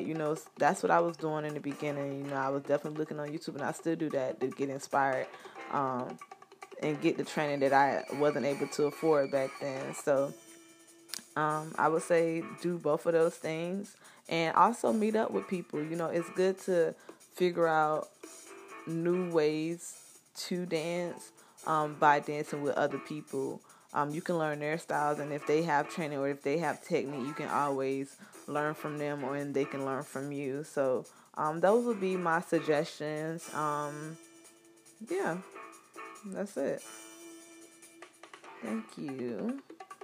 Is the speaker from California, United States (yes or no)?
no; Florida, United States; my home state, Florida